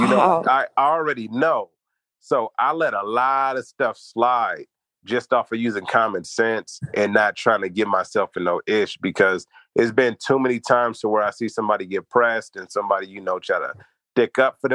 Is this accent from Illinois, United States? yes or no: no; Los Angeles, California, United States; I was raised over on Fremont, next to Fremont, 78th Street, Fremont High School